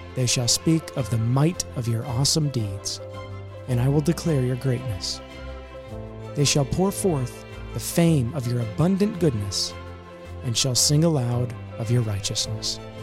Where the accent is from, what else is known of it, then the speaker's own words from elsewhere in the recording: Bremen, Indiana, United States; also born or lived in Grovertown, Indiana; the formative part of my years were in another small town, but bigger, called Bremen, Indiana